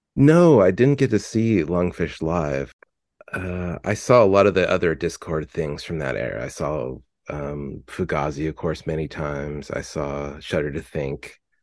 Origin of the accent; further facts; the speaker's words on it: Fullerton, California, United States; I'm from Fullerton, California